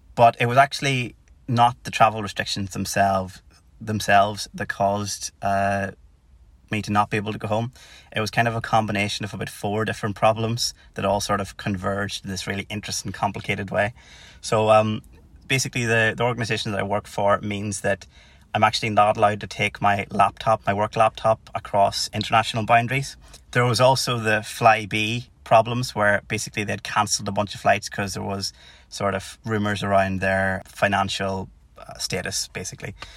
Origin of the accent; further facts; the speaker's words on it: Tyrone, Northern Ireland, United Kingdom; moved away as an adult; now in Cardiff, United Kingdom; as you can probably guess by the accent, I'm not from Cardiff or Wales. I'm from Tyrone originally.